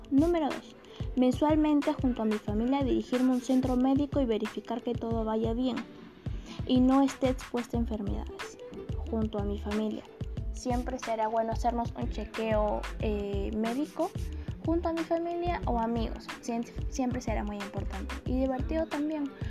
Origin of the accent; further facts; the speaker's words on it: Peru; Nosotros como peruanos debemos saber valorar lo que nos pertenece